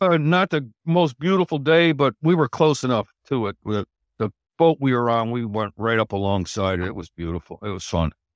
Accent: Albany, New York, United States; also born or lived in Syracuse, New York; I'm originally from the Albany, New York area

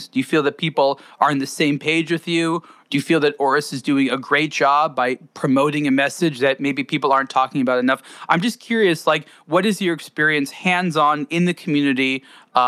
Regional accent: United States; as an American

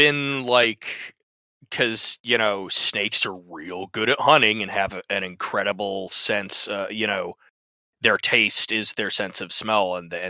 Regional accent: Washington, United States; I'm from Washington and I'm north of Seattle

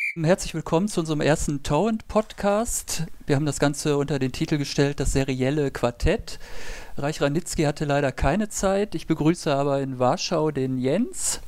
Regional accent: Germany; für uns als Deutsche

